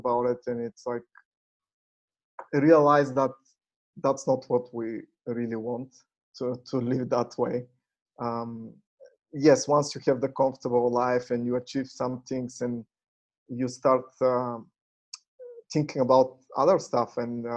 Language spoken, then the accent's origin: English; Bulgaria; moved away as an adult; also born or lived in United States / Canada; I was born in Bulgaria and graduated there in a technical university, computer science. And after I graduated, I left for the US